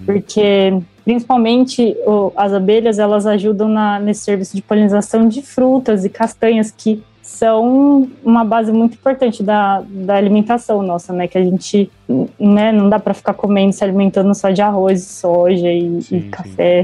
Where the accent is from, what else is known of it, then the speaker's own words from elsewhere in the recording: Brazil; Eu nasci em São José